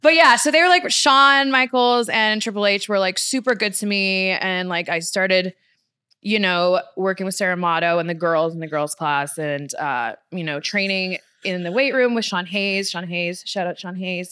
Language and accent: English; Victoria, British Columbia, Canada; moved away as an adult; also born or lived in Florida; now in Los Angeles, United States; I'm born and raised in Victoria